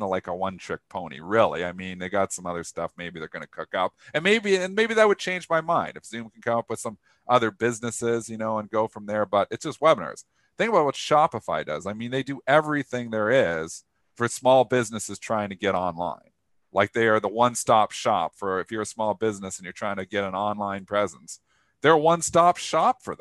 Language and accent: English; Canada; I'm Canadian